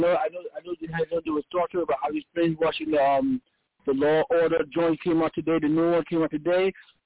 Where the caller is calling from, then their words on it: Bronx, New York, United States; from the Bronx.